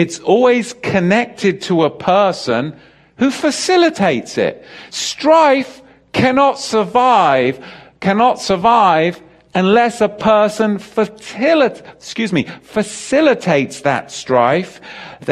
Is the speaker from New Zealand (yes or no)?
no; England, United Kingdom; I grew up in England, as you know, with the Church of England school system